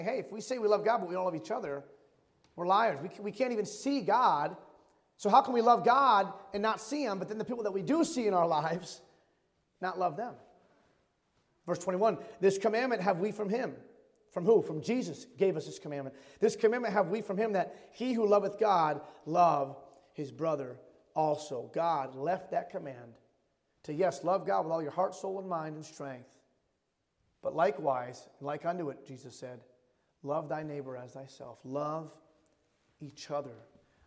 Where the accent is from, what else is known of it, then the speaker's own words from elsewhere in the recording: Michigan, United States; moved away as an adult; It was my first Christmas away from my hometown in Michigan